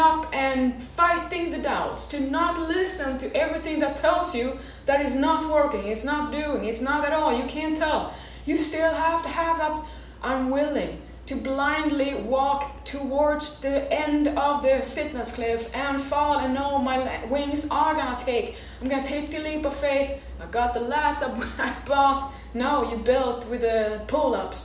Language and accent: English; Sweden; I'm from Sweden